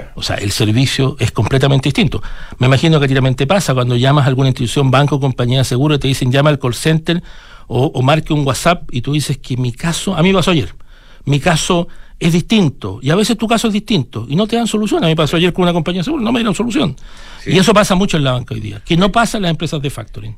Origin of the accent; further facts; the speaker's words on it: Chile; una economía como la de nosotros